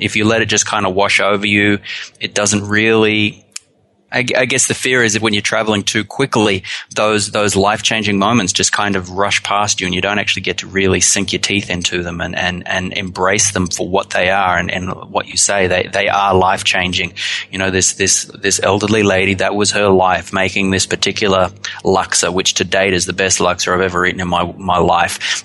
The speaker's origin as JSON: {"language": "English", "country": "Australia", "moved": "yes", "lives_now": "New Zealand", "said": "I'm from Australia originally, but I've been in New Zealand long enough to call it home now."}